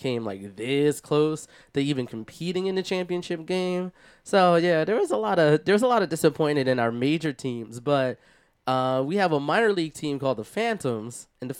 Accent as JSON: {"language": "English", "town": "Philadelphia", "region": "Pennsylvania", "country": "United States", "tie": "born or raised there", "said": "So the Flyers were the Flyers. I remember Eric Lindros being in the news quite often."}